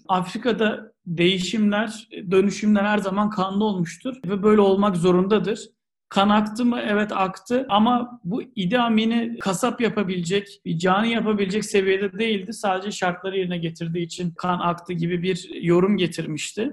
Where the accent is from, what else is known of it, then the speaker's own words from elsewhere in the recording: Turkey; moved away; ben de oralıyım